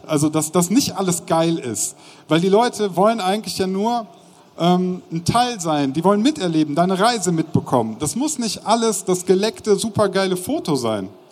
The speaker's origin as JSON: {"language": "German", "town": "Bonn", "region": "North Rhine-Westphalia", "country": "Germany", "said": "ich komme ja aus Bonn, nicht weit weg von Köln"}